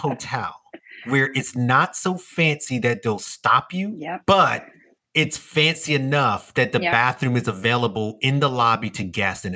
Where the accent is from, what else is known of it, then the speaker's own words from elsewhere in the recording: New York City, New York, United States; I'm a native New Yorker.